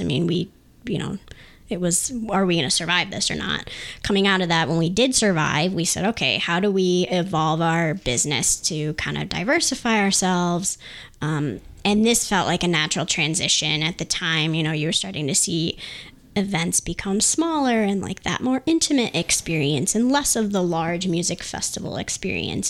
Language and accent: English; Lansing, Michigan, United States; we're all from the Lansing area, obviously, as a family